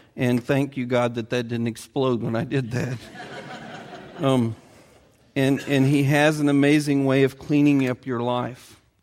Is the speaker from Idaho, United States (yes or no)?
no; Edinburgh, Indiana, United States; the little town where I grew up in Edinburgh, Indiana